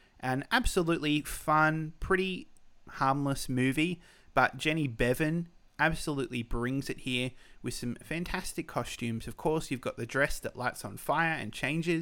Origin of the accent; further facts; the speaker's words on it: Australia; I'm Australian